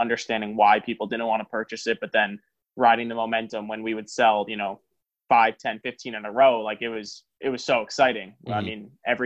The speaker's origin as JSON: {"language": "English", "region": "New York", "country": "United States", "said": "I'm from New York"}